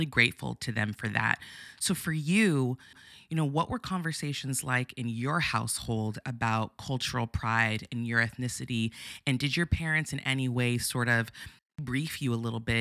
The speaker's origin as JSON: {"language": "English", "town": "Santa Barbara", "region": "California", "country": "United States", "tie": "born or raised there", "said": "I grew up in Santa Barbara, which is a predominantly white city"}